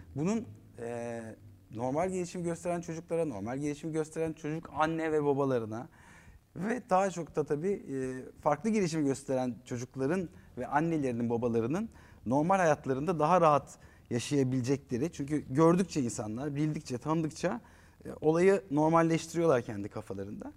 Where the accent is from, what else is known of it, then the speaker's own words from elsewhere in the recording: Eskişehir, Turkey; moved away; also born or lived in Ankara; Eskişehirliyim ben. Evimizin karşısı daydı stadyum